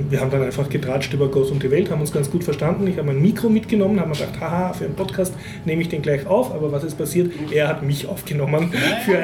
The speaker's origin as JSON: {"language": "German", "region": "Vienna", "country": "Austria", "said": "bin als Wiener endlich wieder mal in ein Wiener Kaffeehaus gegangen"}